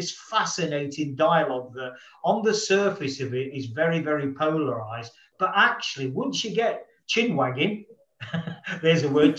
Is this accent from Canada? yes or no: no; London, United Kingdom; you know, being a not from Nottingham, being a Londoner